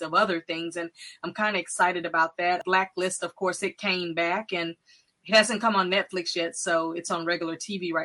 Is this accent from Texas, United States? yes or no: yes; Texas, United States; I'm from Texas